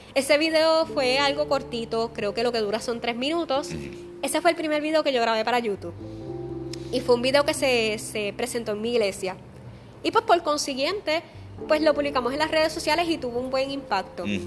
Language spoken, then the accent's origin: Spanish; Aguas Buenas, Puerto Rico; la escuela común de mi pueblo, en Aguas Buenas